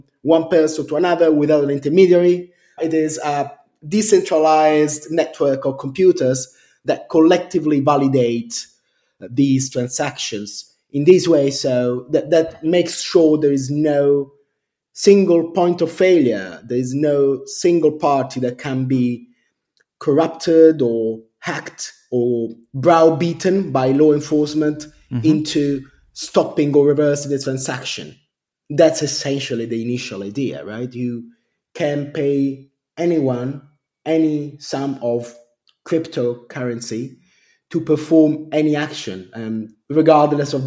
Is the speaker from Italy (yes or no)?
yes; Rome, Lazio, Italy; moved away as an adult; now in London, United Kingdom; I grew up in Rome, which is in Italy, and my parents were both architects